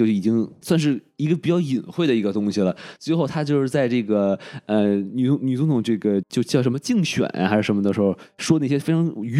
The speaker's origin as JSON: {"language": "Chinese", "country": "China", "said": "就是说很多人都在抹黑我们中国人形象嘛，说一个没有信仰的民族"}